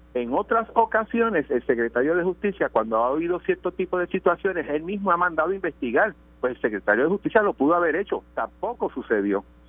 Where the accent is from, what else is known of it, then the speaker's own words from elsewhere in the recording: Caguas, Puerto Rico; Soy de Caguas y mi distrito coge Caguas y Gurabo.